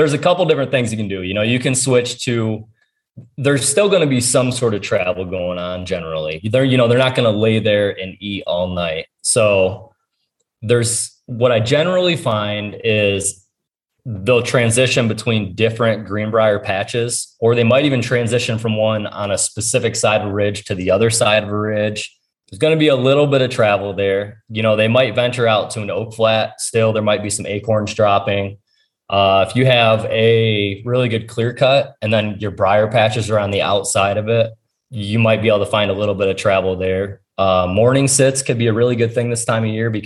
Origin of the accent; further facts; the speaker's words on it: Ohio, United States; it's my home state